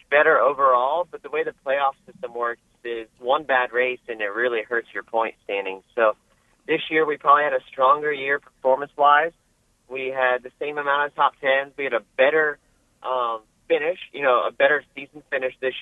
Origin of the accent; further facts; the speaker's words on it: Florida, United States; now in North Carolina, United States; we're from Florida